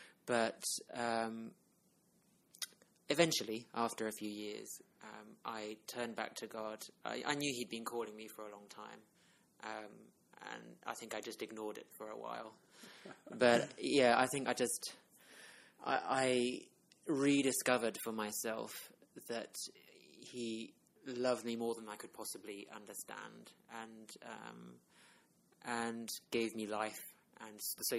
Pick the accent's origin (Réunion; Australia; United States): Réunion; now in United Kingdom; I also grew up in a Christian family. My parents were missionaries. That's why I grew up in Reunion Island.